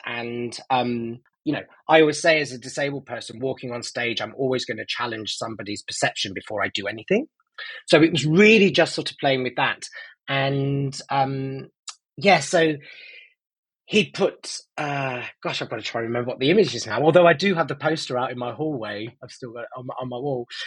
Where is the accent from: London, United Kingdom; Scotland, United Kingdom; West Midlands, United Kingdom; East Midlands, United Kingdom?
East Midlands, United Kingdom; Nottingham; I grew up in Nottingham